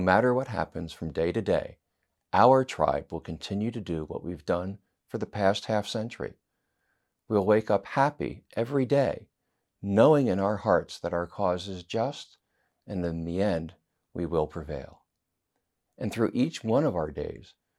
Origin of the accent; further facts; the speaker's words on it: United States; as an American